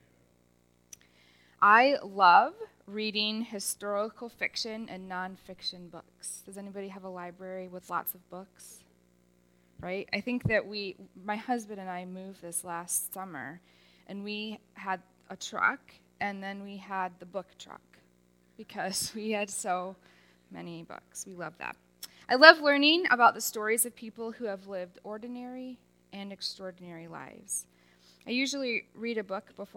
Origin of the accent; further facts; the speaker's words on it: Rochester, New York, United States; I was born in Rochester, New York